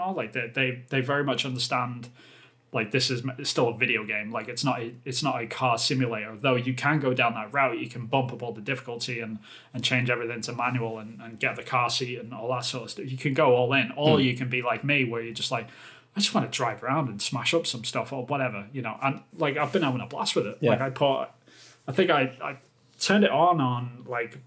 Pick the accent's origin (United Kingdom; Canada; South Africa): United Kingdom; England; moved away; I'm obviously from England, but I don't live there at the moment